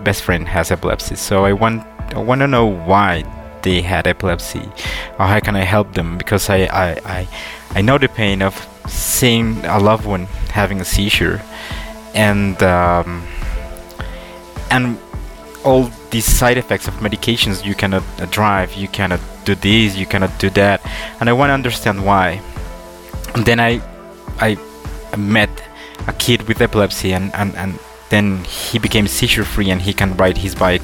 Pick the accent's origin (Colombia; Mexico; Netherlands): Colombia; I'm from Colombia